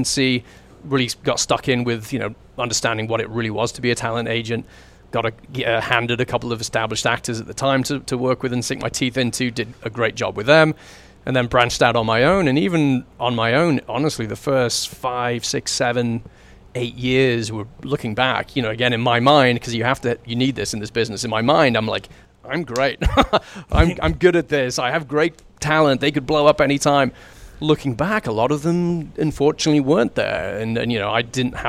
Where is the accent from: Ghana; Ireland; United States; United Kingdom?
United Kingdom; England; moved away as an adult; now in Vancouver, Canada; I was brought up in England